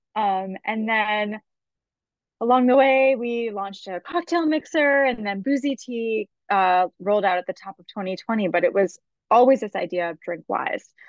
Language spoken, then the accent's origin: English; Massachusetts, United States; also born or lived in Martha's Vineyard / Connecticut; now in New York City, United States; I'm originally from Massachusetts. Um, I was actually born on Martha's Vineyard